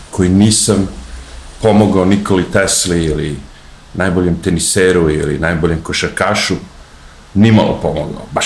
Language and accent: Croatian; Serbia